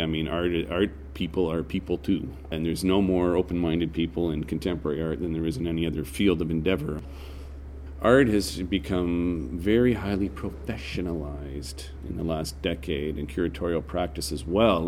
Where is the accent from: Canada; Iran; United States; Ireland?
Canada; I'm a Canadian